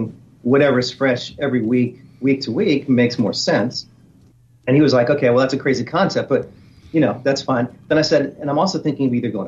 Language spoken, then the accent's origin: English; New Orleans, Louisiana, United States; I was born in New Orleans and growing up around in the Garden District